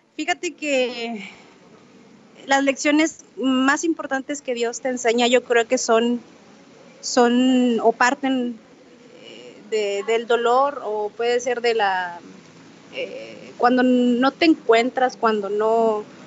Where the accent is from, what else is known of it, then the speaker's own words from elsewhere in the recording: Monterrey, Nuevo León, Mexico; de Monterrey, Nuevo León